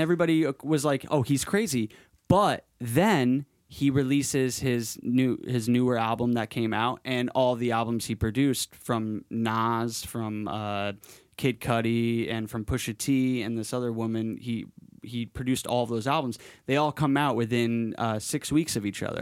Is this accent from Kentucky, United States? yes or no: no; Madison, Connecticut, United States; moved away; my actual, like, childhood in Connecticut